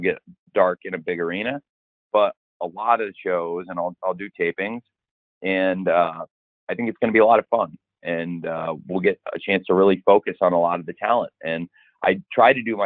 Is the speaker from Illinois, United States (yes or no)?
yes; Illinois, United States; moved away; also born or lived in Florida; I'm back home where I grew up in Illinois this week, but I also have lived in Florida and that's home to me too